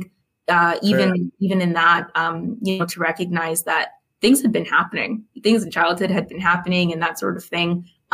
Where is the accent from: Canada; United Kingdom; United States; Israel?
Canada; Saskatchewan; born and raised in Saskatchewan